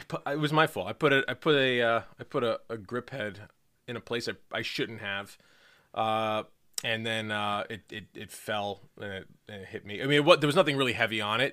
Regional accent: New York City, New York, United States; I'm not from Brooklyn, I'm from Queens.

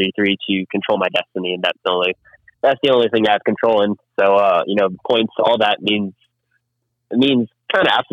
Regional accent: Miami, Florida, United States; born and raised in Miami.

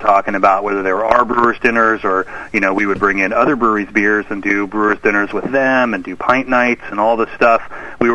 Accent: Sacramento, California, United States; I grew up in Sacramento

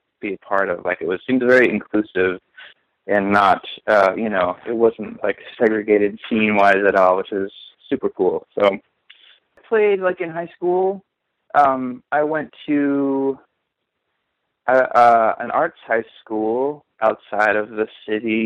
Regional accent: Minneapolis, Minnesota, United States; moved away as an adult; also born or lived in Bloomington, Illinois / central Illinois; now in New York, United States; Minneapolis and Minnesota is like kind of where I'm from, because that's where my formative years were spent

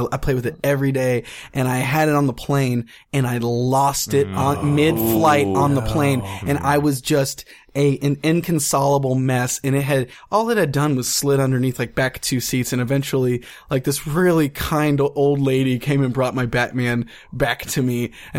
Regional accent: Cincinnati, Ohio, United States; I'm from Cincinnati

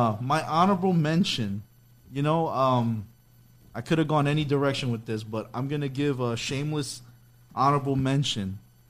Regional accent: New York City, New York, United States; as a Hispanic male growing up in New York City

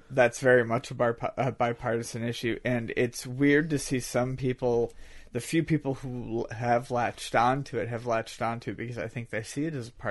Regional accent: Buffalo, New York, United States

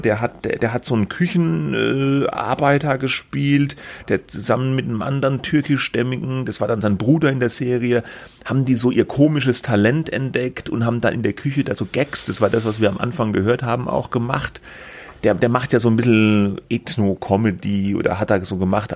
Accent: Germany; ich komme ja auch aus der Gegend

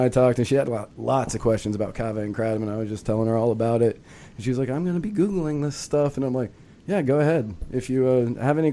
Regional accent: St. Petersburg, Florida, United States; I'm from St. Petersburg.

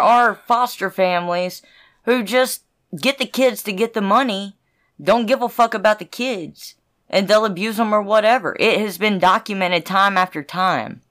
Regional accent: the South, United States; I grew up in the South

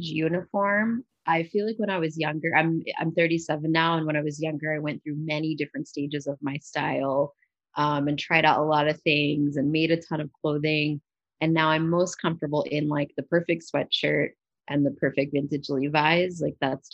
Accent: Philadelphia, Pennsylvania, United States; also born or lived in New York; I'm from Philadelphia originally, lived in New York for a long time, but moved back to start my brand about 5 years ago

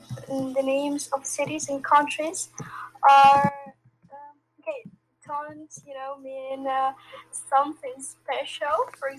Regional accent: Ukraine; English is a second language; Well, I'm from Ukraine.

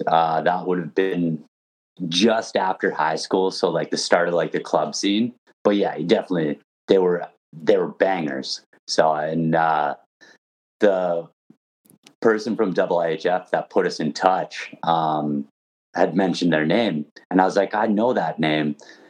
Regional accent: Canada; I mean, as a Canadian hockey fan, even with what I do, those are the feelings that never go away.

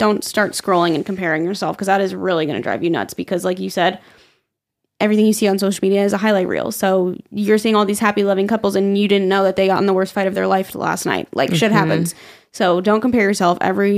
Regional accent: Staten Island, New York, United States; I'm from Staten Island.

